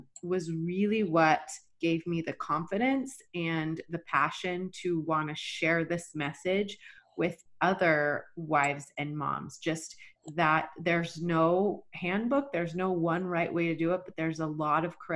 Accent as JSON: {"language": "English", "region": "Texas", "country": "United States", "tie": "born or raised there", "also_born_or_lived": "Rexburg, Idaho / Boise, Idaho", "moved": "as an adult", "said": "I was born and raised in Texas"}